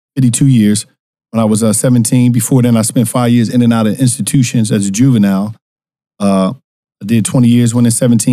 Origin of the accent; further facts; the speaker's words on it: Philadelphia, Pennsylvania, United States; Philadelphia, North Philadelphia.